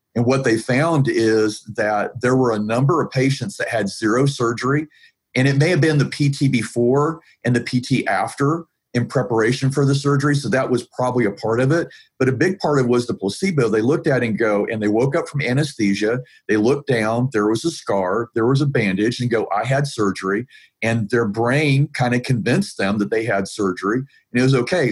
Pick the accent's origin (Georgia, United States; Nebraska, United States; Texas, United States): Georgia, United States; Atlanta; And I'm from Atlanta, Georgia, so I'm from south of the Mason Dixon line.